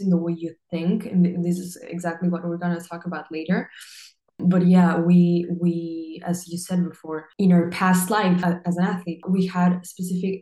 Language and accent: English; Peru; now in Barcelona, Spain; I'm from Peru, but I'm currently living in Barcelona in Spain.